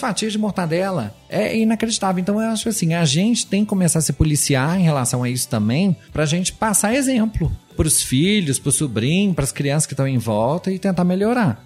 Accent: Brazil; como brasileiro

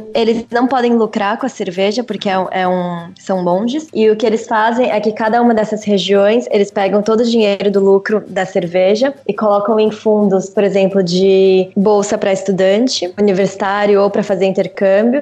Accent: São Paulo, Brazil; first language Portuguese; moved away as an adult; now in Belgium; eu nasci em São Paulo e sempre morei lá

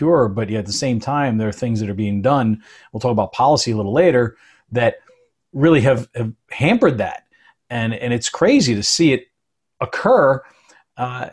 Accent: Edgewater, New Jersey, United States; also born or lived in East Rutherford, New Jersey; I grew up in Edgewater and East Rutherford

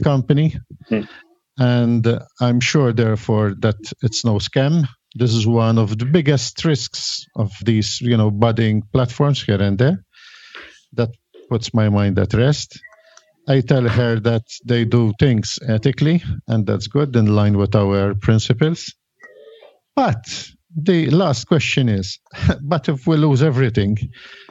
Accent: Malta; I come from Malta

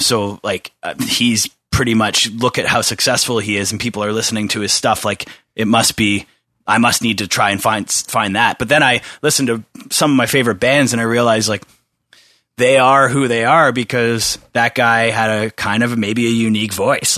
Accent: Bowmanville, Ontario, Canada; I grew up in Bowmanville

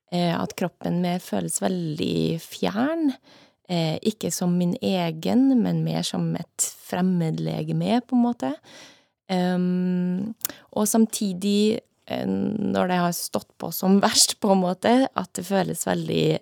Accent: Trondheim, Trøndelag, Norway; moved away; also born or lived in United States; Ja, jeg er oppvokst i Trondheim, eh, men flytta derfra ganske tidlig. Jeg eh, har bodd mye i utlandet, bodd mesteparten av tida i USA.

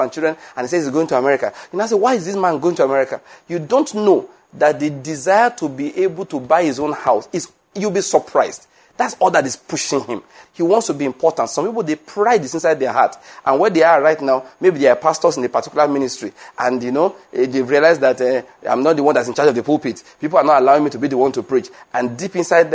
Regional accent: Western Nigeria, Nigeria; moved away as an adult; also born or lived in Edo State, Nigeria / Lagos, Nigeria / Enugu, Nigeria; I was born in Western Nigeria

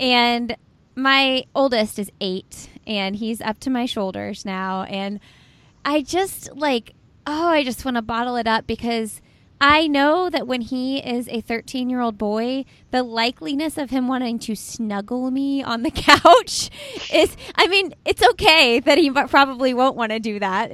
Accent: Indianapolis, Indiana, United States; That is my hometown where I live

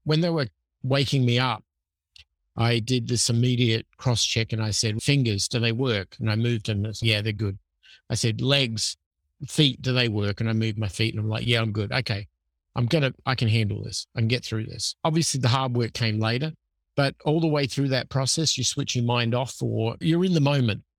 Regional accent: Adelaide, South Australia, Australia; moved away as an adult; so I'm from Adelaide, Australia originally, which is a city on the South Central Coast. I grew up there. I lived there until I was twenty-five.

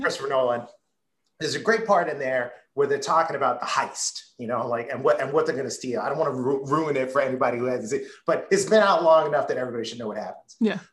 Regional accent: Baltimore, Maryland, United States; the house I grew up in in Southwest Baltimore

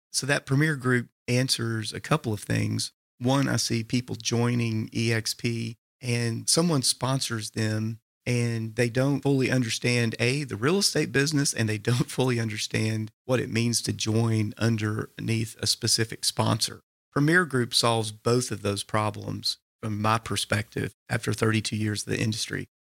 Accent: Signal Mountain, Tennessee, United States; I grew up on Signal Mountain, very idyllic childhood

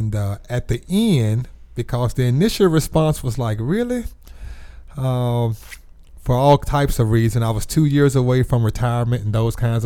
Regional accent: Birmingham, Alabama, United States; I'm a native of Birmingham. Was born and raised right here in the city

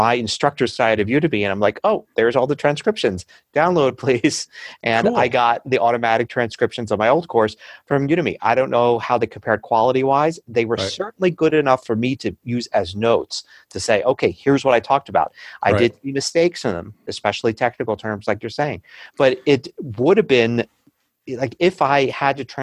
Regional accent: United States; accent: American English; I'm speaking American English

